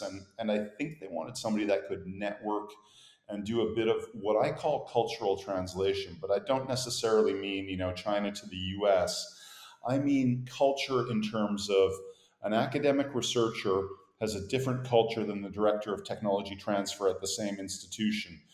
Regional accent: Montreal, Quebec, Canada; accent: Canadian; moved away as an adult; also born or lived in Boston, United States / Europe; I have a Canadian accent. I grew up in Montreal, but I'm from Boston. I was born there, so a bit of a hybrid.

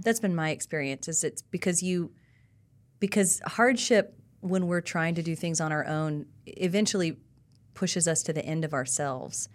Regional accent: South Carolina, United States; now in Nashville, United States; I'm from South Carolina

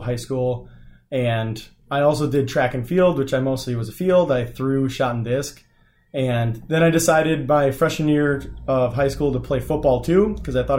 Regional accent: Beaver Dam, Wisconsin, United States; I grew up in a sort of small town in Beaver Dam, Wisconsin. I grew up on a farm there

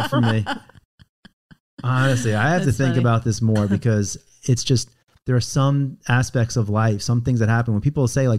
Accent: Roslyn, New York, United States; born or raised there

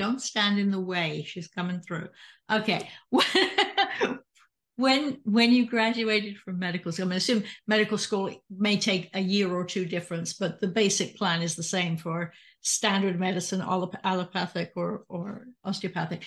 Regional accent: United Kingdom; now in United States; my hometown in the UK

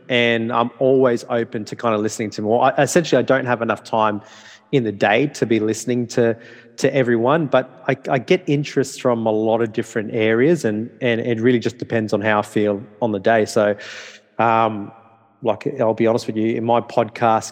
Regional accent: Darwin, Northern Territory, Australia; English is a second language; moved away as an adult; also born or lived in Townsville, Australia / Brisbane, Australia; I was born and bred in Northern Territory.

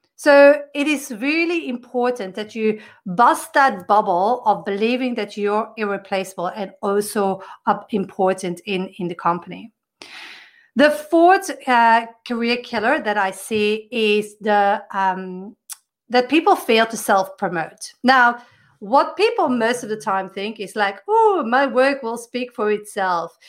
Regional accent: Belgium; I come from Belgium.

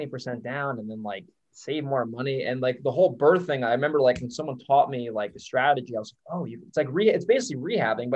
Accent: Hudson Valley, New York, United States; moved away as an adult; now in San Diego, United States; I was born born there, raised there.

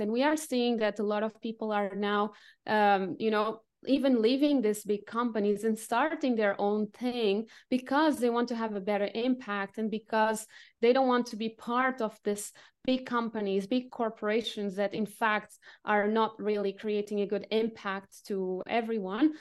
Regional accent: Lisbon, Portugal; also born or lived in Asia / France / United Kingdom / Cambodia; now in Dresden, Germany; I'm originally from Portugal, from Lisbon

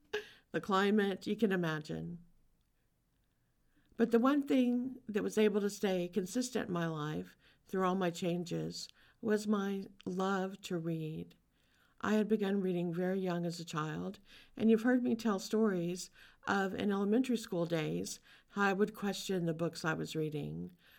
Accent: Louisiana, United States; I was born in Louisiana. I grew up around such a rich cultural heritage. Louisiana is different than almost any other state in the U.S.

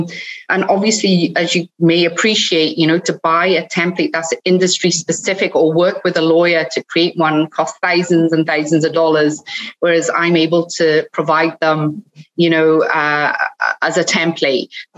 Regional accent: Cardiff, Wales, United Kingdom; accent: hybrid; also born or lived in Scotland; Well, it's a bit of a hybrid, but I'm originally from Wales. I grew up in Cardiff, so I'm a Cardiffian.

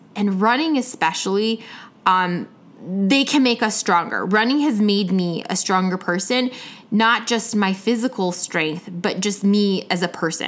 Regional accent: Chicago, Illinois, United States; now in Atlanta, United States; I was from Atlanta, you know, in town, originally from Chicago, but in town from Atlanta

